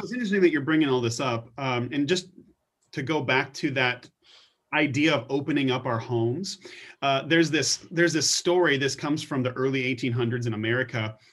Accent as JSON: {"language": "English", "country": "United States", "said": "we're American"}